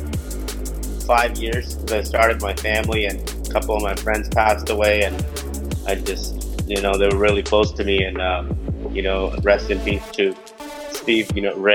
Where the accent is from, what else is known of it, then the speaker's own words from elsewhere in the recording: Pakistan; moved away; I'm originally from Pakistan